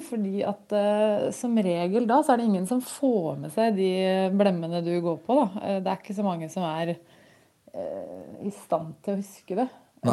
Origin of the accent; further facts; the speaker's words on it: Gjøvik, Innlandet, Norway; Jeg kommer fra Gjøvik